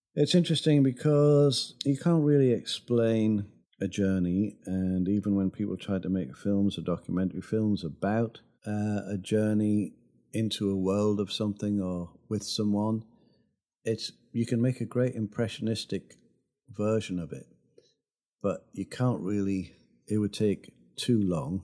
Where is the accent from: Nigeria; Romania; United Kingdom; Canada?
United Kingdom; Sunderland, North East England; moved away; also born or lived in Los Angeles; my hometown of Sunderland